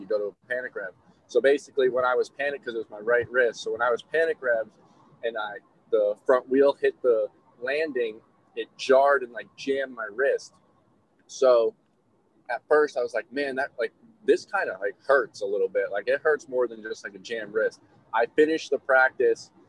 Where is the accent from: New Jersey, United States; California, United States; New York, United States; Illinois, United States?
New York, United States; now in Tallahassee, United States; I'm from New York